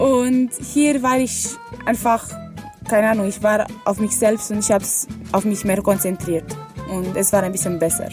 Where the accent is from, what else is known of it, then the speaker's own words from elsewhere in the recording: Romania; German is a second language; moved away as an adult; now in Kiel, Germany; ich bin eine Erasmus-Studentin hier an der Fachhochschule Kiel und ich komme aus Rumänien.